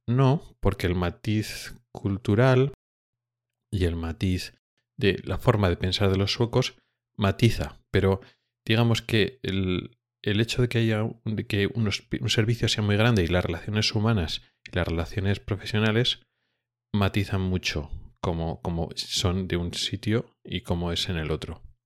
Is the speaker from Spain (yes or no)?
yes; Spain; moved away as an adult; now in Gothenburg, Sweden; venimos de España